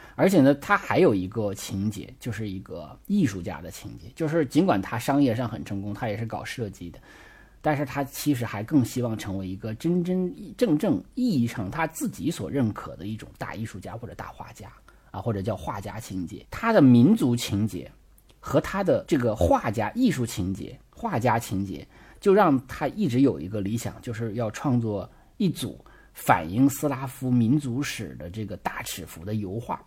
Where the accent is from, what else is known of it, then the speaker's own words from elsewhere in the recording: China; 我们中国人